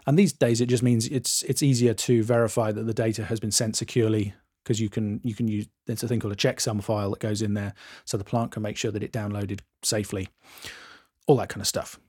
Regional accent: England, United Kingdom; I'm English

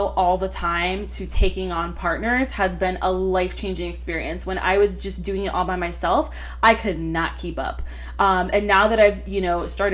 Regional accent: Florida, United States; we grew up together here in Florida

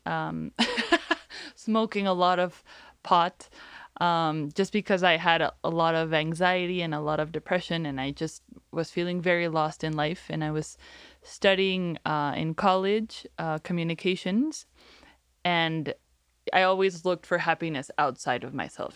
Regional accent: Mexico; I'm from Mexico

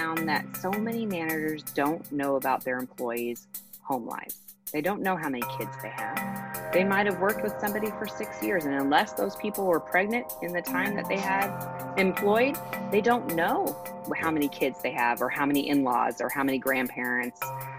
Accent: California, United States; moved away as an adult; now in Texas, United States; I'm a transplant from California to Texas

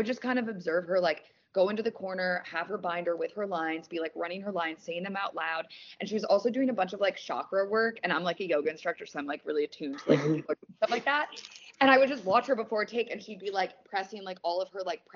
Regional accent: Wisconsin, United States; now in Los Angeles, United States; I'm from Wisconsin

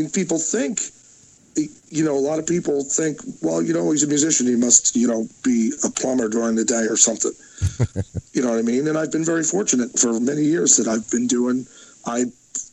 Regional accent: New Jersey, United States; I'm from Jersey

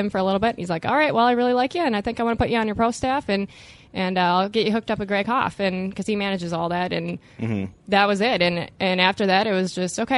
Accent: Durand, Wisconsin, United States; accent: Wisconsin; I'm from Duran, Wisconsin, and I know you guys are already making fun of my Wisconsin accent

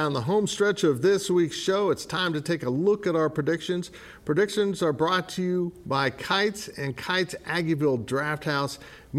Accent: Salina, Kansas, United States; growing up in Salina and watching the Chiefs and being a lifelong Chiefs fan

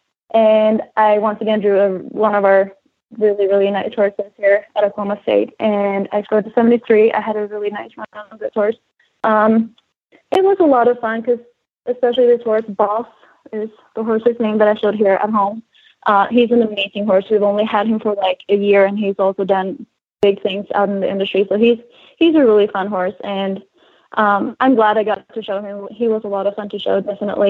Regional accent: Sweden; moved away as an adult; I'm from Europe

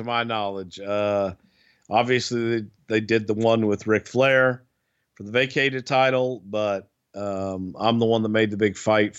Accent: the South, United States; accent: Southern; That's just my Southern accent. Now you're making fun of the way I talk.

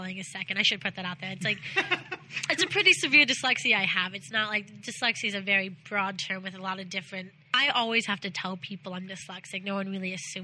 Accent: Columbus, Ohio, United States; I'm from Columbus, Ohio

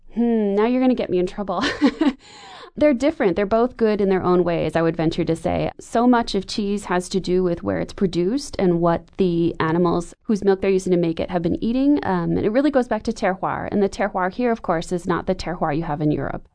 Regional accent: Wisconsin, United States; When I was a kid growing up in Wisconsin

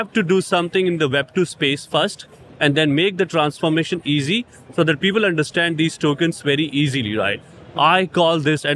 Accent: India; India, I'm from India

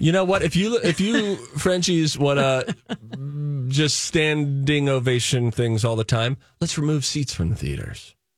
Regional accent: Springdale, Pennsylvania, United States; moved away; Sometimes I'll also will go back to my old hometown, Springdale, Pennsylvania

